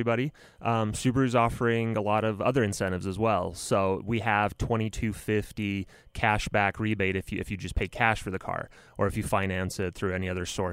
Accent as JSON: {"language": "English", "country": "Romania", "moved": "yes", "said": "I'm from Romania originally"}